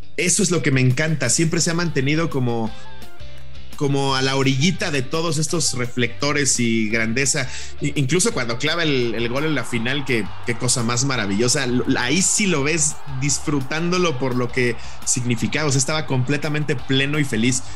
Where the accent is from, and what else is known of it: Mexico